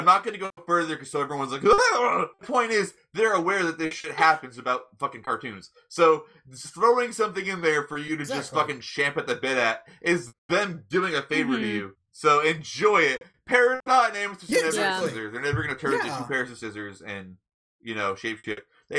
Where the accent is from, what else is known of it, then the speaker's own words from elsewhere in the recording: Ireland; And I'm Irish, so I can say, I don't know.